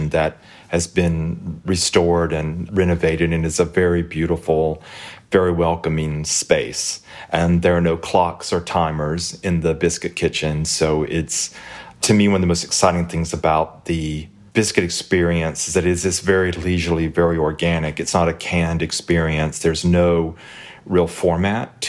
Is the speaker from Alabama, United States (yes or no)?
yes; Hartford, Alabama, United States; It is the little town of Hartford where I grew up